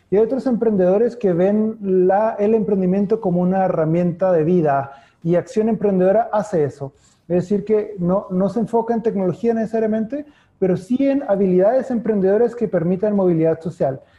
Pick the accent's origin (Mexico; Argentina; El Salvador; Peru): Mexico; Chihuahua; moved away as an adult; also born or lived in Monterrey, Mexico / Concepción, Chile; now in Chile; Yo soy de Chihuahua, así que también puede darte risa del estado del norte que se llama como el perrito, pero sí, yo soy del norte de México